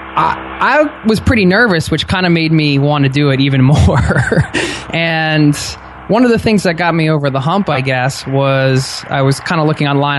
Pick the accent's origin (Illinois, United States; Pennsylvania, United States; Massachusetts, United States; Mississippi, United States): Pennsylvania, United States; outside of Philadelphia; I grew up outside of Philadelphia